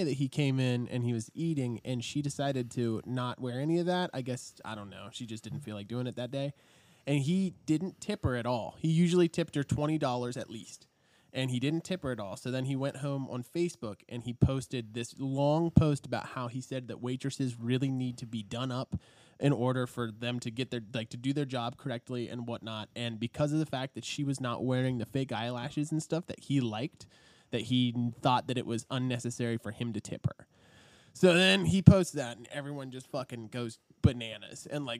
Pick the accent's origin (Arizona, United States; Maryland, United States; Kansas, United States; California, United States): Maryland, United States; Cumberland; this Japanese steakhouse in my hometown of Cumberland.